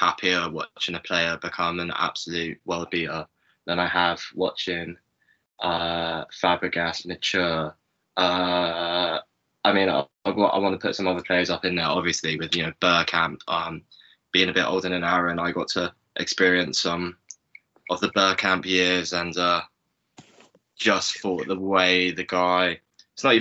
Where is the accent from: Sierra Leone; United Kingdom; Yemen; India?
United Kingdom; London; also born or lived in Bristol; I was raised in North London about 25 minutes, half an hour walk away from Highbury.